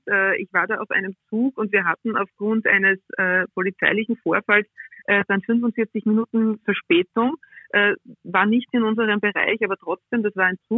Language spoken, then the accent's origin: German; Liezen, Styria, Austria; dass mein Opa extra von Rottenmann nach Liezen, ich bin aus Liezen, okay. gefahren